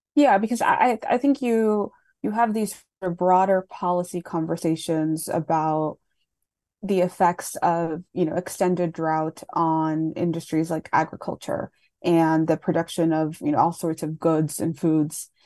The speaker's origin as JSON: {"language": "English", "town": "Laredo", "region": "Texas", "country": "United States", "tie": "born or raised there", "said": "I grew up in Laredo"}